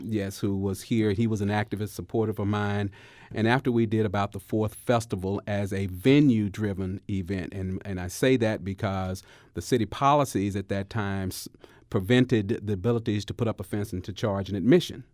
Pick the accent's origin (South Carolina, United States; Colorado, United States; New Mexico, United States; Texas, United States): Texas, United States; Dallas Fort Worth area; moved away as an adult; now in Missouri, United States; as a 20 year resident now, I'm initially from the Dallas Fort Worth area.